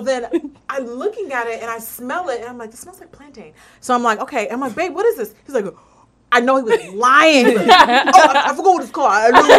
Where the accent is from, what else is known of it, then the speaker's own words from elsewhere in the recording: La Puente, California, United States; I grew up in La Puente